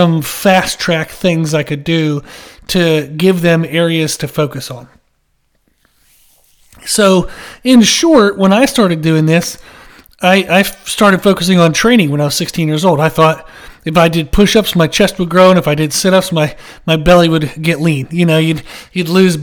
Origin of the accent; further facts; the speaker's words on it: Pennsylvania, United States; now in South Carolina, United States; I grew up in Pennsylvania, and then I moved down to South Carolina, and that's where I live now